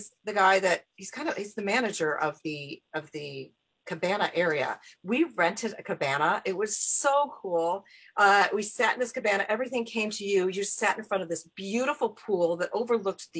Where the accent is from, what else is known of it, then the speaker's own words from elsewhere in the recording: Chicago, Illinois, United States; I come from Chicago